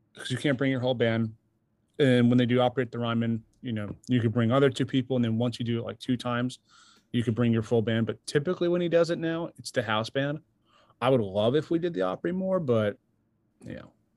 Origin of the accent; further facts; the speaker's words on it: New York, United States; now in Nashville, United States; I'm from New York originally